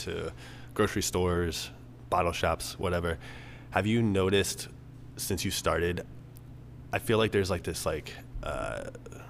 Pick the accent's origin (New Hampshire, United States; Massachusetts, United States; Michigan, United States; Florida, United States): Florida, United States; St. Petersburg; now in Chicago, United States; My hometown is St. Pete, Florida